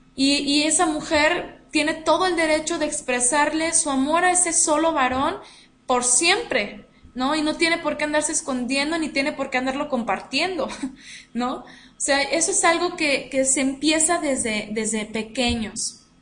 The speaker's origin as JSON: {"language": "Spanish", "country": "Mexico", "said": "nosotras aquí como mexicanas"}